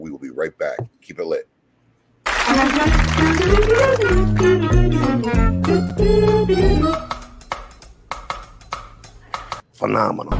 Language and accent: English; Chicago, Illinois, United States; moved away; I'm from Chicago